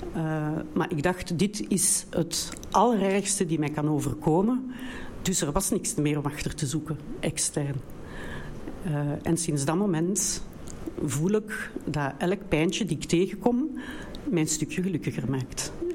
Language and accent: Dutch; Brussels, Brussels-Capital Region, Belgium; accent: Brussels; ik kom uit België, de enige, dus een beetje een ander accent. Met een, eh, Brusselse